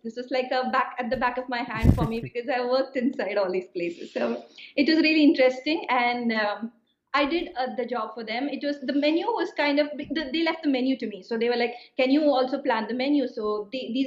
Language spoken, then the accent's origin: English; Kerala, India; moved away as an adult; now in Italy; my hometown in Kerala, in the south of India.